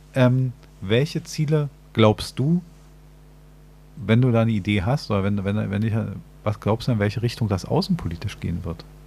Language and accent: German; Berlin, Germany; als Berliner wissen wir das sehr genau